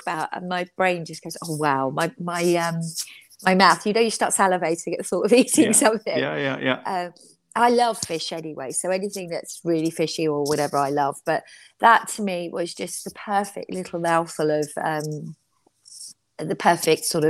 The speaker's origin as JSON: {"language": "English", "region": "London", "country": "United Kingdom", "tie": "born or raised there", "said": "growing up in London"}